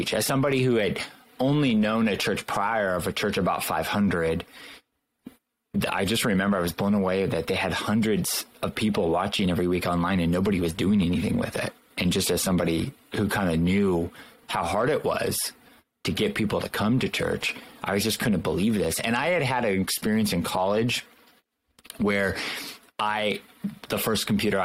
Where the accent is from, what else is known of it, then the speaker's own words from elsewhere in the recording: Southern California, United States; also born or lived in Los Angeles County / Orange County; born and raised in Southern California